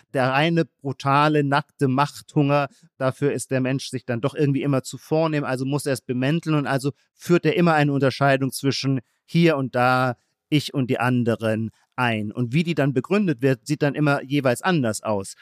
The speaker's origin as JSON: {"language": "German", "country": "Germany", "said": "Wir haben als Deutsche"}